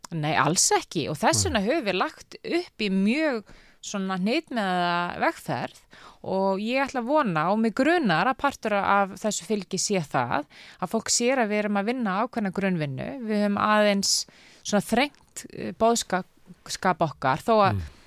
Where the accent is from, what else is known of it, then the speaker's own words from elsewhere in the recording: Reykjavík, Capital Region, Iceland; ég er alveg upp í Reykjavík og þó ég hef búið viða um heim, það hef ég hverki búið annar starf landinu en í Reykjavík